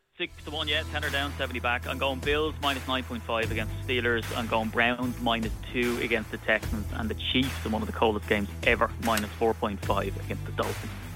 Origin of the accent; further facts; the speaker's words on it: Ireland; as an Irishman